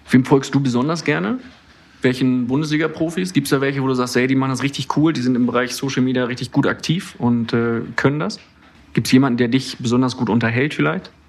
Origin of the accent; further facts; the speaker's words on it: Austria; Als Österreicher muss ich jetzt Ja sagen, ne?